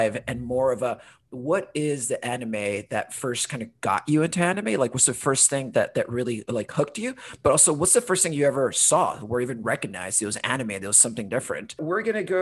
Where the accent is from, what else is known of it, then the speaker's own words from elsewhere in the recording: Honduras; also born or lived in United Kingdom; now in Portland, United States; I'm originally from Honduras, but lived in the UK for 10 years